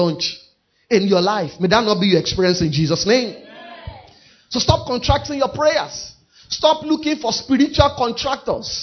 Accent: Nigeria; even though I'm a Nigerian, I'm first a kingdom citizen. I may be in Nigeria

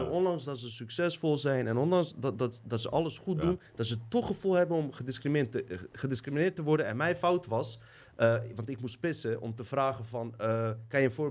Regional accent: Suriname; now in Netherlands; dat we niet gewoon onze eigen identiteit als Surinamer mogen behouden, onlangs dat we gewoon succesvol zijn in Nederland.

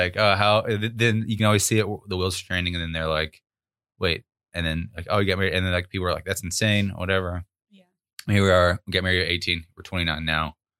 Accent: Arkansas, United States; we were both, uh, born and raised in Arkansas

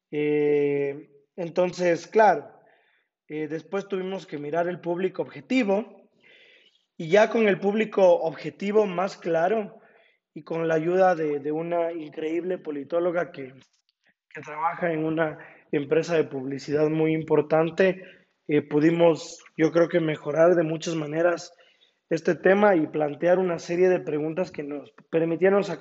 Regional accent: Ambato, Tungurahua, Ecuador; also born or lived in Quito; y en Ambato porque es mi ciudad natal y es donde también a consecuencia de la pandemia he estado viviendo este último año y medio.

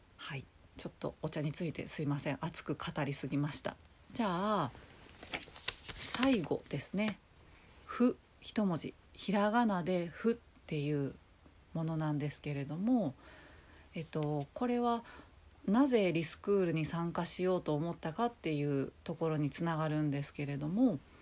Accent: Kobe, Hyogo, Japan; moved away as an adult; also born or lived in Nagoya; now in Tokyo, Japan; ずっと、まあ、生まれも育ちも神戸で

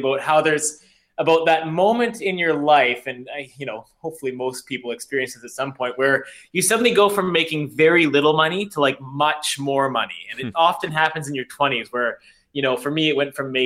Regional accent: Prince Rupert, British Columbia, Canada; I grew up in Prince Rupert, BC, which is very wet

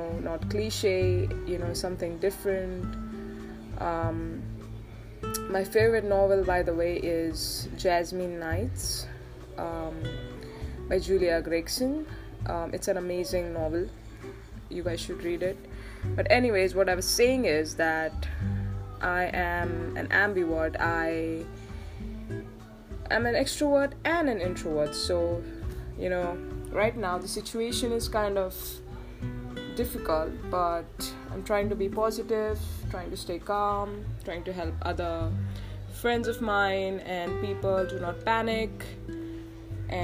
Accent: Johannesburg, Gauteng, South Africa; I was born in Johannesburg, South Africa

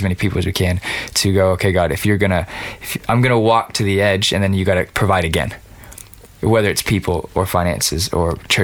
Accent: Los Angeles, California, United States; I grew up in East LA, where all my friends' older brothers were in gangs

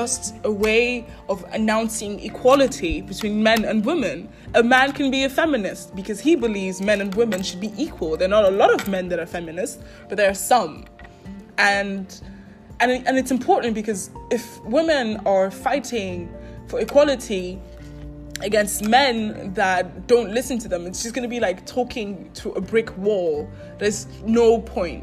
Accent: Nigeria; moved away; I would say I grew up in Nigeria. My parents are Nigerian, so even when we moved out of Nigeria, I still was raised in a very Nigerian way.

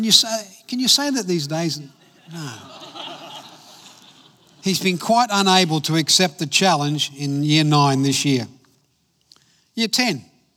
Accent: Adelaide, South Australia, Australia; also born or lived in Belfast, Northern Ireland; I grew up in Adelaide, came out from Ireland, from Belfast, when I was 9 years of age, and went to school in Elizabeth in South Australia.

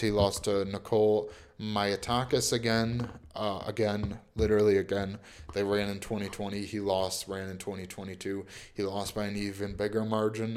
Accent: New York, United States; I'm from New York

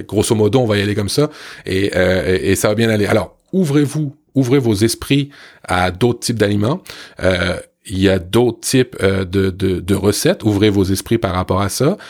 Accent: Canada; chez nous au Canada

